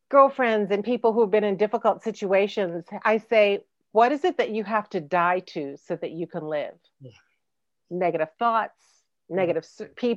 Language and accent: English; Chicago, Illinois, United States; I was born in Provident Hospital on the south side of Chicago